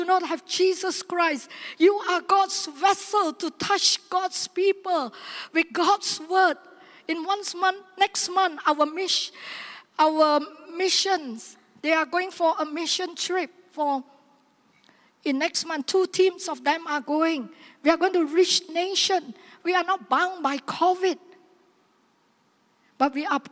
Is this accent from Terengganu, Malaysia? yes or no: no; Seremban, Negeri Sembilan, Malaysia; my hometown